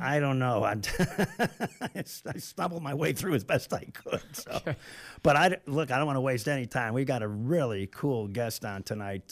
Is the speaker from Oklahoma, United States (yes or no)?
no; Illinois, United States; I'm from Illinois